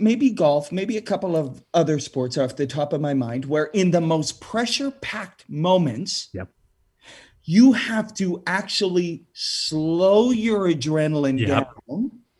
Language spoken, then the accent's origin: English; Saskatoon, Saskatchewan, Canada; Growing up in Saskatchewan, where, you know, long cold winter nights, we've got the curling rinks, and that's where we gather.